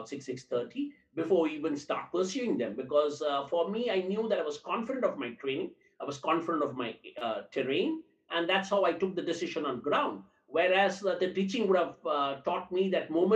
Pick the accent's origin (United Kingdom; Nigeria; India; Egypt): India; Tamil Nadu; I am from down south, I'm from Tamil Nadu